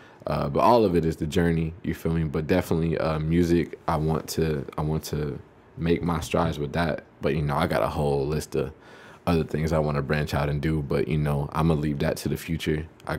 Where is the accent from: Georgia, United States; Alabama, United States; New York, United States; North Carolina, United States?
Georgia, United States; Savannah; I'm from Savannah, Georgia.